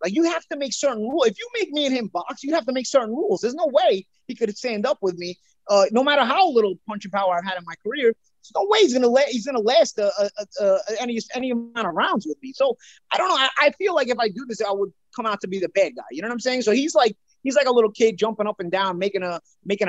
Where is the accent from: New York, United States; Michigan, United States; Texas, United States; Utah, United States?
New York, United States; I'm a New Yorker